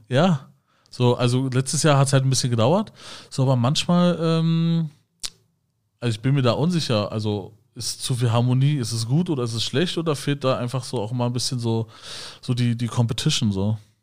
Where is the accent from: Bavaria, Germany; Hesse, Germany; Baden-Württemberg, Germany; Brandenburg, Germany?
Brandenburg, Germany; Schönefeld; ich bin ja in Schönefeld aufgewachsen.